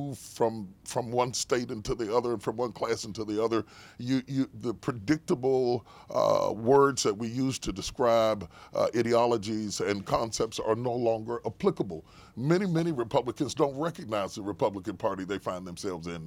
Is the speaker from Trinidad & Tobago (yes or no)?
no; West Virginia, United States; I was raised in West Virginia, so I'm one of those flyover states. I grew up in one of those states you flew over on your way to L.A. I grew up in West Virginia.